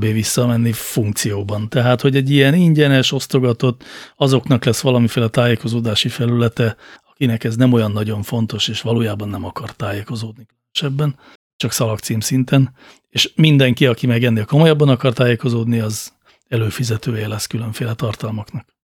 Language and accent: Hungarian; Budapest, Hungary; ahol én felnőttem, az Óbuda városrésze Budapestnek